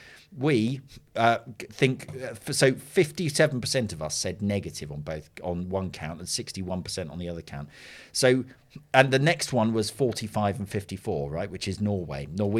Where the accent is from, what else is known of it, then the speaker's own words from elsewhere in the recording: United Kingdom; Now, that's probably because I'm British.